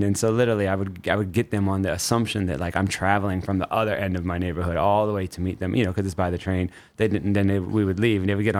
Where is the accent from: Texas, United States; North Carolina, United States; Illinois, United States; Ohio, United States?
Ohio, United States; Cleveland; moved away as an adult; now in New York, United States; I'm 40. So it's an interesting thing. My body has shifted as the years went on. Like, I didn't move to New York until I turned 30. I'm originally from Ohio.